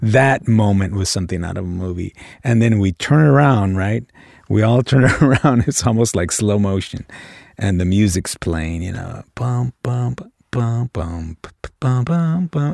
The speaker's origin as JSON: {"language": "English", "town": "Los Angeles", "region": "California", "country": "United States", "tie": "born or raised there", "said": "I grew up in South Central L"}